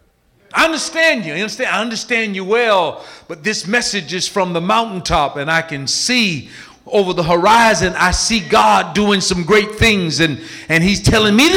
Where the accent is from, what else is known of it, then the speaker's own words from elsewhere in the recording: Florida, United States; I'm from Florida